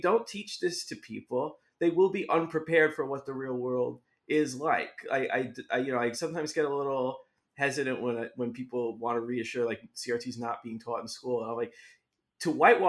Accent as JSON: {"language": "English", "region": "New York", "country": "United States", "also_born_or_lived": "Florida", "said": "I'm from New York, I'm back up here"}